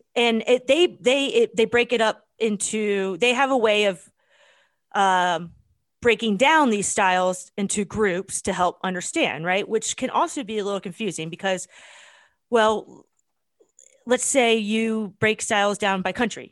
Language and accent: English; United States; as an American